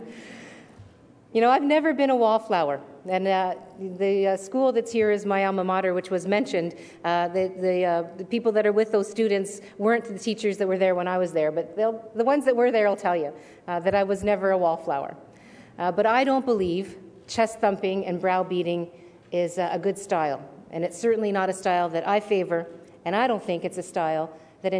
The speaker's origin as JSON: {"language": "English", "town": "Hamilton", "region": "Ontario", "country": "Canada", "said": "I come from Steel Town"}